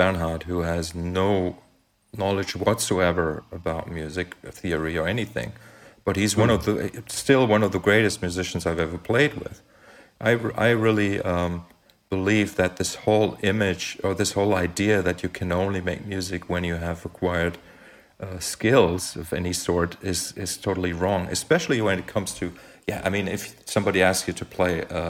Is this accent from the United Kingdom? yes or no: no; western Germany, Germany; I grew up in Western Germany